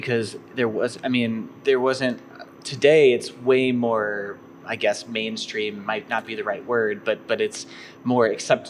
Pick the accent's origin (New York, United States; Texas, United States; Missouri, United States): Missouri, United States; St. Louis; I grew up in St. Louis